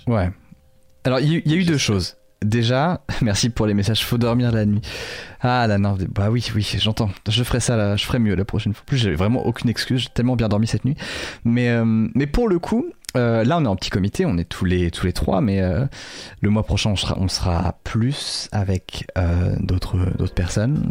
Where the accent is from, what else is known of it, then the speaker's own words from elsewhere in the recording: Lorval?, Côtes-d'Armor, Brittany, France; dans mon bled, qui s'appelle, euh, L'Orval, dans le vingt-deux